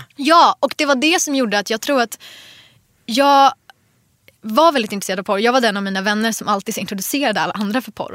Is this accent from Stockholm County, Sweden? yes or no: yes; Jordbro, Stockholm County, Sweden; also born or lived in Enskede; jag flyttade ju från Jordbro. Eh, när jag var, jag vet inte, 12